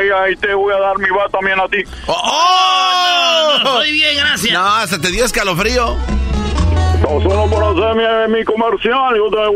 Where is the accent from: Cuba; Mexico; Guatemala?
Cuba; cada que yo diga que yo soy de Cuba, que no me digan, no, eres de donde es Cristina.